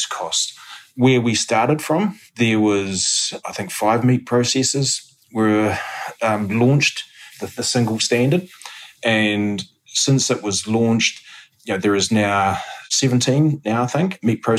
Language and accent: English; Hawke's Bay, New Zealand; I grew up in Hawke's Bay, grew up on a family farm and went to Massey University.